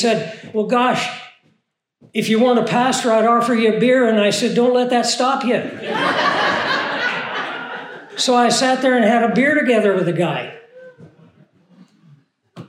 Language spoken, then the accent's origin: English; Arkansas, United States; I'm from Arkansas